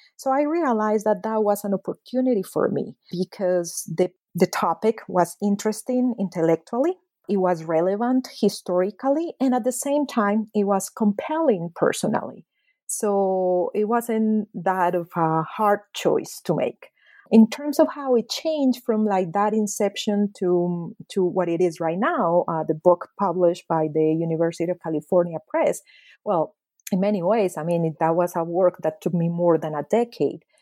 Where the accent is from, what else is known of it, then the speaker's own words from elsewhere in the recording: Medellín, Antioquia, Colombia; moved away; I was born and raised at a very dramatic moment in the history of my hometown, Medellin, Colombia